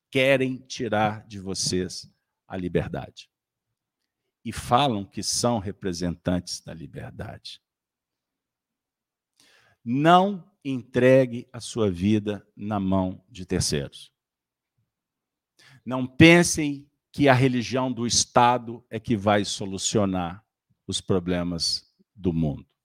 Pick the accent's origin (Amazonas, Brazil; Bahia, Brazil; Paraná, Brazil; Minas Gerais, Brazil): Minas Gerais, Brazil; Aliás, o pessoal da internet, olha, me desculpe, mas eu sou mineiro.